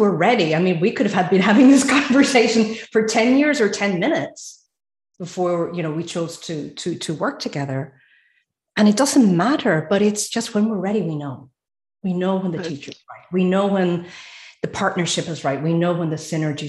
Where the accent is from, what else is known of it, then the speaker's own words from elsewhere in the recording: Ireland; now in Sweden; I'm Irish and living in Sweden.